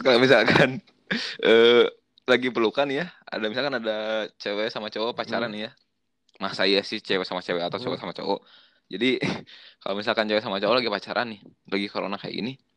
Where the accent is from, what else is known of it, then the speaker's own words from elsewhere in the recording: West Java, Indonesia; gue kan orang Sunda